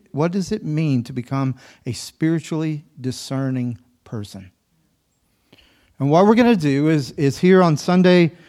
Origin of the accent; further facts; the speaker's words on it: the South, United States; I'm a Southerner